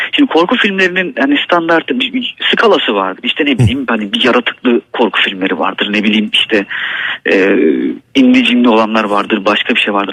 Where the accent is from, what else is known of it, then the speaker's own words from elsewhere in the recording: Black Sea Region, Turkey; Bizim buradaki eski insanlarımız da yani Karadeniz'deki eski insanlarımız